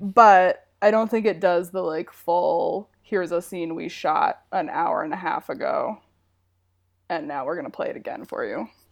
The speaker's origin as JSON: {"language": "English", "region": "Wyoming", "country": "United States", "tie": "born or raised there", "moved": "yes", "said": "I grew up in Wyoming."}